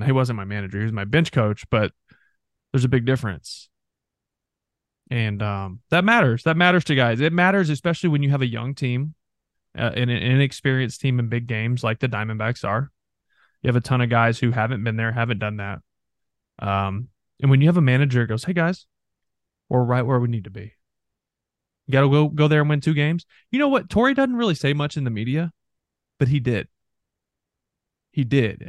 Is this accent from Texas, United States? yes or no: yes; North Texas, United States; moved away; North Texas, where I'm from